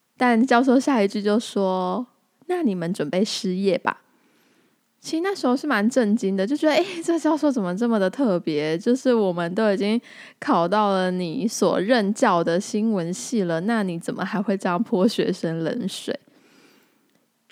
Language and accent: Chinese; Tainan, Taiwan; also born or lived in Taipei; 我是个土生土长的台南人，与其说台南人，更明确地说应该是我是土生土长的安平人